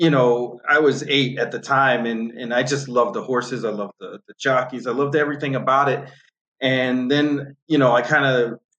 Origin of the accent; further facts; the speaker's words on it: north of Boston, Massachusetts, United States; moved away as an adult; also born or lived in New Jersey; now in Florida, United States; I grew up on north of Boston. Um, I was born in Jersey, lived up north of Boston for ooh, I, I, can't even tell you how long, and then I moved down to Florida